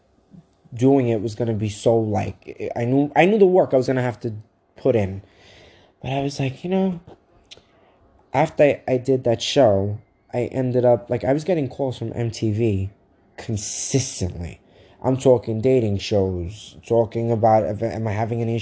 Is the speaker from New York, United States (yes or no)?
yes; Brooklyn, New York, United States; now in Staten Island, United States; I want it to be Brooklyn, because just because I live where I live in Staten Island, I'm like, it's not where I'm from.